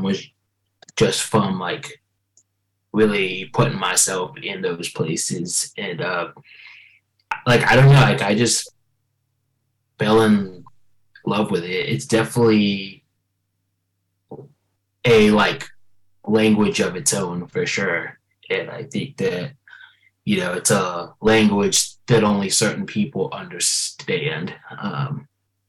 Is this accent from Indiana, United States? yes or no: no; Tallahassee, Florida, United States; originally from Tallahassee, Florida